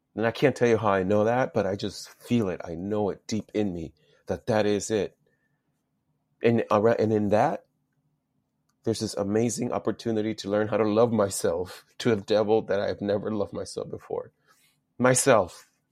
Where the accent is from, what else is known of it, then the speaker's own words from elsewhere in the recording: Los Angeles, California, United States; also born or lived in El Salvador; grew up in Los Angeles. went to school out in San Fernando Valley